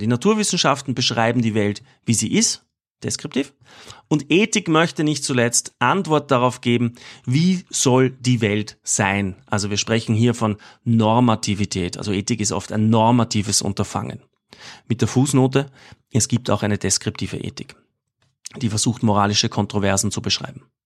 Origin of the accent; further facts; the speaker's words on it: Austria; als, als Österreicher